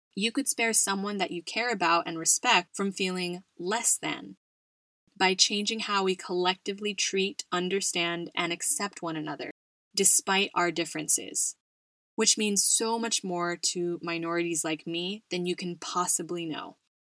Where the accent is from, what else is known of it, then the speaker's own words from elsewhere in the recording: United States; now in Spain; my home country of the US